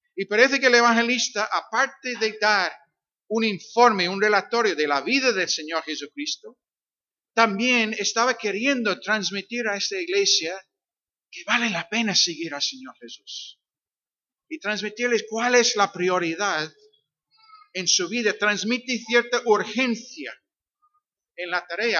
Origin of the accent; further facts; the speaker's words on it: Northern Ireland, United Kingdom; Spanish is a second language; now in Algeciras, Spain; soy de Irlanda del Norte, como dijo Rubén, eh, aunque mis raíces son, son escoceses, porque mi padre es escocés, mi madre es inglesa